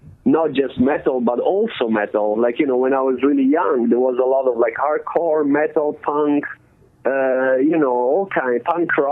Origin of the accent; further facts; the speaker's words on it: Italy; moved away as an adult; now in Oakland, United States; growing up in Italy, you get so much freedom as a kid